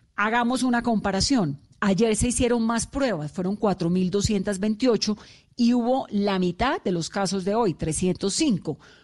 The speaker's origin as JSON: {"language": "Spanish", "town": "Cali", "region": "Valle del Cauca", "country": "Colombia", "said": "los caleños, y soy caleña"}